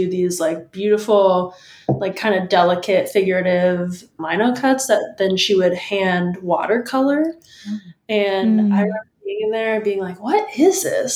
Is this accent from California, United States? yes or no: yes; San Diego, California, United States; moved away as an adult; also born or lived in Iowa; now in Portland, United States; I'm originally from San Diego, California, and I lived there until moving to Northern California for college